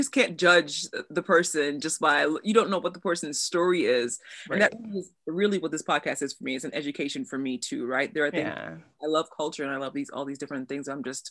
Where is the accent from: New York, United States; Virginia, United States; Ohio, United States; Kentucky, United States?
New York, United States; New York City; I live in New York, born and raised in Brooklyn